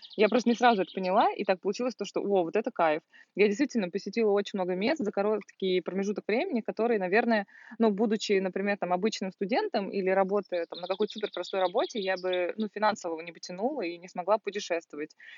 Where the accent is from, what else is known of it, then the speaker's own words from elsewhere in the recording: Volgograd, Volgograd Oblast, Russia; moved away as an adult; я из Волгограда, и я там заканчивала